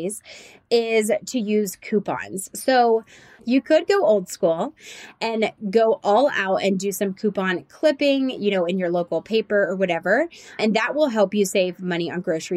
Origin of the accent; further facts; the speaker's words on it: Nashville and Atlanta, the South, United States; we're from Nashville and Atlanta